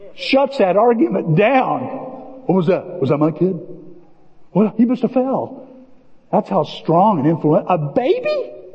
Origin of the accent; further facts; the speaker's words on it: Illinois, United States; I'm from Illinois.